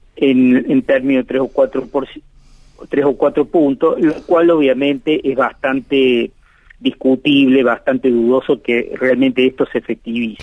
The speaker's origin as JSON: {"language": "Spanish", "country": "Argentina"}